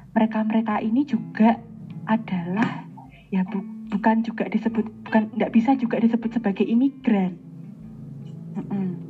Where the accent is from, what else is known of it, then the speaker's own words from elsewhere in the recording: Afghanistan; born there; secara de facto aku tuh lahir di Afghanistan